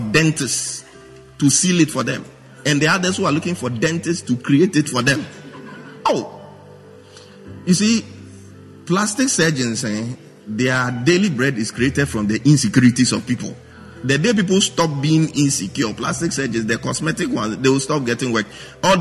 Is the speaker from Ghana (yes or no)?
yes; Accra, Greater Accra, Ghana; I'm a guy from British Accra. Jamestown, to be precise.